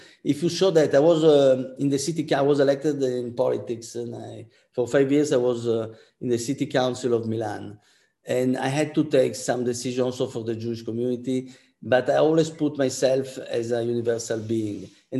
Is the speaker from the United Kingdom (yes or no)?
no; Antwerp, Flanders, Belgium; born there; I was born in Antwerp, as I told you, and you know, there they have the Flemish Bloc, which is a very anti-Semitic party.